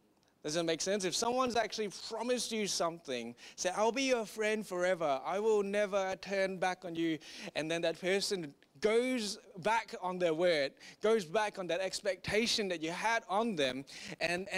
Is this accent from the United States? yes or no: no; Singapore; moved away; I grew up in Singapore